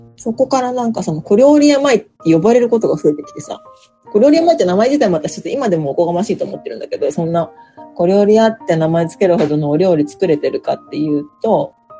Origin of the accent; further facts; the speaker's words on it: Kurobe, Toyama, Japan; also born or lived in Tokyo; now in Nagoya, Japan; 富山県黒部市出身です